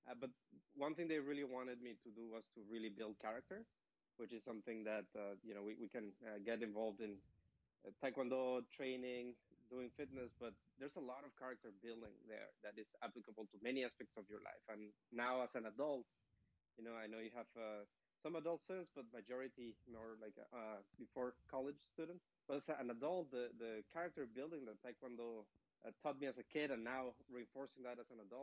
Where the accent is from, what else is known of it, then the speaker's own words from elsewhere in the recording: Mexico; moved away as an adult; also born or lived in Stanford, California; now in Pleasanton, United States; I'm originally from Mexico